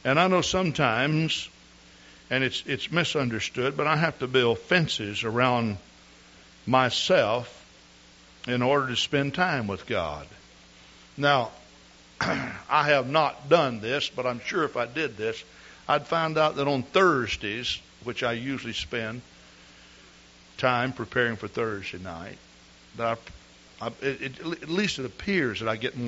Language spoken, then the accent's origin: English; East Texas, United States; I grew up in East Texas.